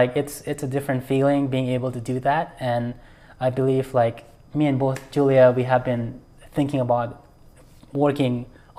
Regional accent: India; now in United States; or now I feel like, you know, I'm American, but at the same time, just being able to do it, having the freedom and the opportunities

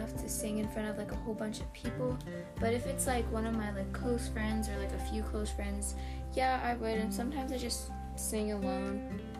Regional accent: United States; I was born here in the U.S., but my family comes from Egypt.

